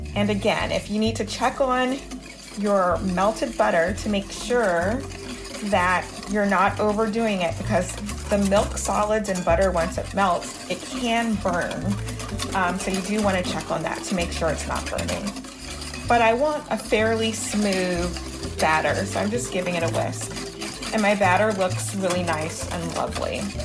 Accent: Baton Rouge, Louisiana, United States; also born or lived in Harlem, New York; now in New York, United States; growing up in Baton Rouge, Louisiana, on the weekend sometimes go and pick blueberries

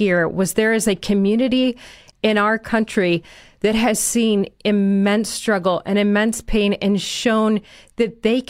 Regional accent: Chicago, Illinois, United States; I grew up in Chicago

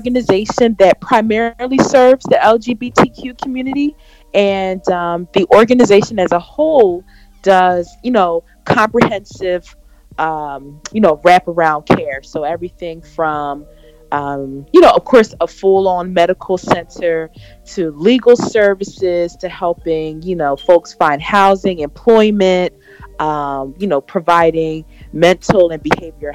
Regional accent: Philadelphia, Pennsylvania, United States; also born or lived in Delaware; I currently live in Philadelphia. I'm from Philly

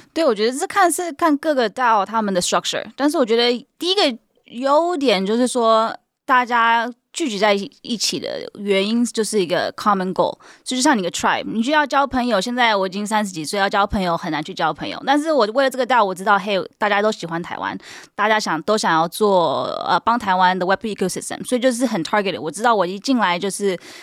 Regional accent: California, United States; Chinese is a second language; 我是在美国出生的，然后到 哦，有，所以你看为什么要有，对不对？有美国哪里出生啊？ 加州。

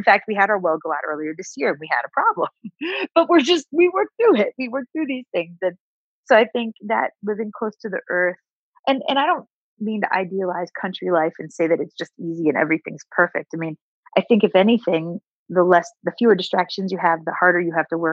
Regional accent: Ohio, United States; moved away as an adult; also born or lived in New York; fundamental values I grew up with in Ohio, being raised by my down-to-earth family

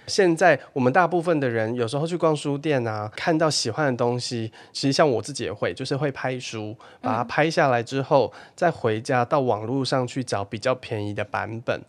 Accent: Taiwan; 我们台湾人

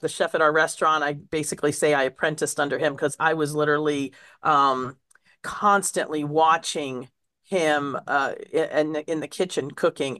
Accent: suburbs of Washington, D.C., District of Columbia, United States; also born or lived in Roseto Valfortore, Italy; I was kind of the neighborhood Italian kid there in the suburbs of Washington, D C, growing up

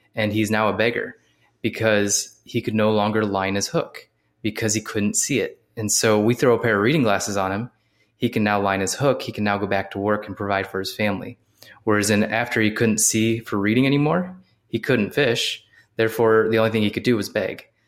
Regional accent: Ohio, United States; moved away as an adult; also born or lived in Columbus, Ohio; now in South Carolina, United States; I'm from Ohio originally. I'm down in South Carolina now

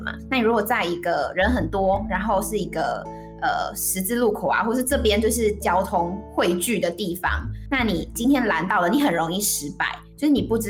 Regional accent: Taiwan; 我们来自台湾。

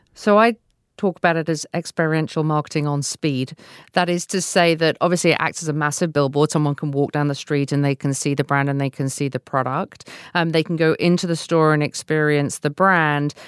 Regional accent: United Kingdom; now in United States; a British person living in the U S

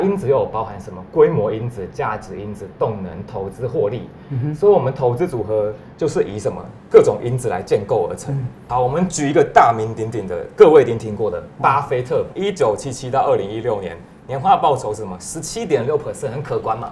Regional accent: Taiwan; 像是我们台湾人投资美股要承担什么汇率风险？

